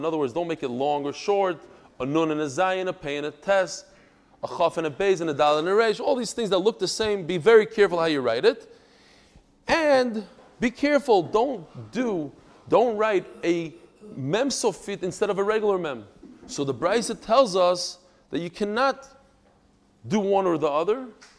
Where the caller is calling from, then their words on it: Brazil; Dear Reb Eli, I'm writing from Brazil. That's why it's special. Brazil.